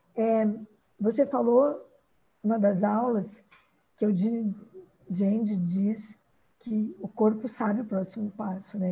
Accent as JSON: {"language": "Portuguese", "region": "Rio Grande do Sul", "country": "Brazil", "moved": "as an adult", "lives_now": "Sorriso, Brazil", "said": "Eu sou gaúcha, me formei no Rio Grande do Sul"}